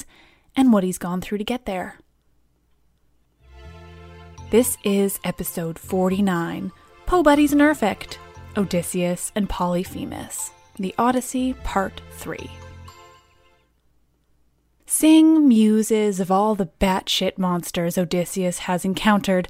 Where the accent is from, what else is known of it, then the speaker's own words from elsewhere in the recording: England, United Kingdom; I pronounce lots of C's soft because I'm English